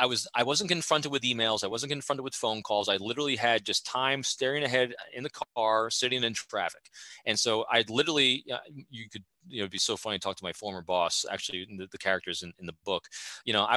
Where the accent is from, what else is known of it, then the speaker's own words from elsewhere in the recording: New York, United States; now in Fredericksburg, United States; New Yorker in me